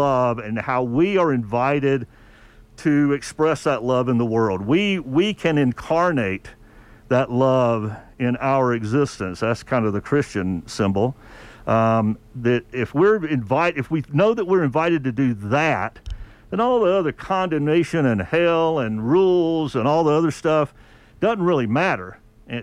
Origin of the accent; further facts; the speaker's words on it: the South, United States; I grew up in the South